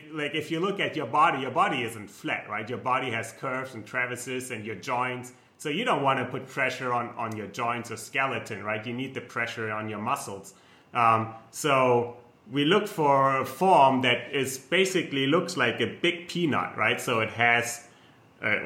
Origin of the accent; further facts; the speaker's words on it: Germany; accent: German; English is a second language; moved away; I'm German, so you might tell by my accent